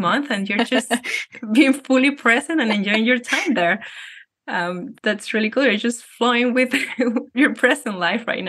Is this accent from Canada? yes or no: no; Venezuela; moved away; I come from Venezuela. We Latinos or Hispanics are known to be very touchy